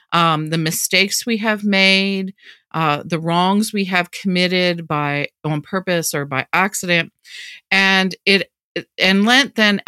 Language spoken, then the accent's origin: English; Baltimore, Maryland, United States; that I certainly learned growing up in Baltimore when I was a little kid.